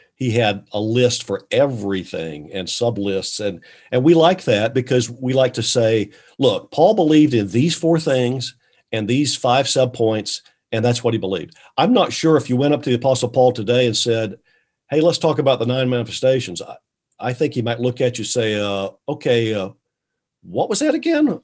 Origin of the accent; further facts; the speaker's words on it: Valdese, North Carolina, United States; I grew up in North Carolina